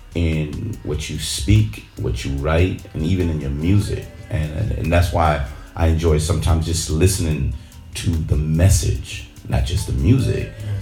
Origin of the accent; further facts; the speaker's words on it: New York, United States; me growing up in New York, where it started